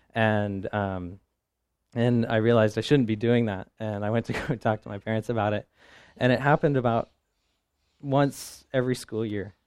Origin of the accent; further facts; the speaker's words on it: Midwest, United States; I come from the Midwest